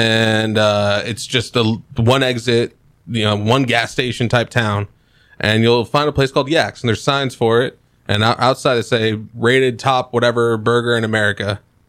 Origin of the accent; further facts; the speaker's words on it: Portland, Oregon, United States; we're both from Portland.